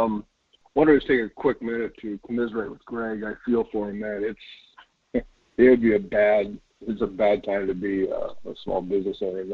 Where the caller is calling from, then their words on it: Wasilla, Alaska, United States; calling you from the fish hook.